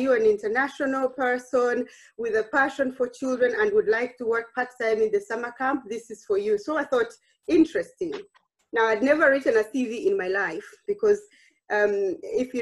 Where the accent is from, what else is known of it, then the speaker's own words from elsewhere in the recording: Uganda; moved away as an adult; now in The Hague, Netherlands; I grew up in Uganda. I trained in Uganda